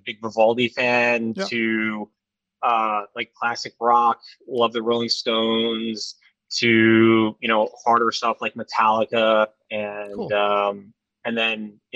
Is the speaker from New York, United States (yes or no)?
yes; Long Island, New York, United States; I grew up on Long Island